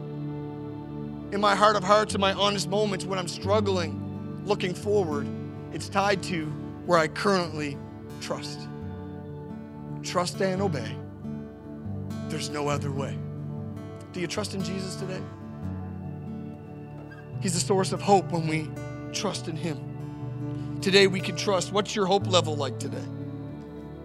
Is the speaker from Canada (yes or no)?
yes; Canada; I'm a Canadian